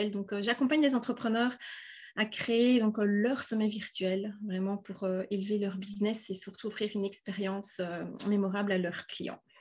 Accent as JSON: {"language": "French", "region": "Wallonia", "country": "Belgium", "said": "je suis belge, hein, donc là, je vous parle du sud de la Belgique, d'où peut-être mon petit accent que vous"}